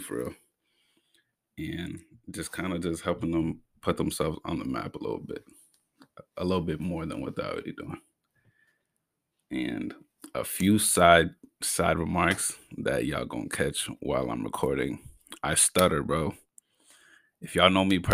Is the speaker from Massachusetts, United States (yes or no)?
yes; Brockton, Massachusetts, United States; I come from Brockton, Mass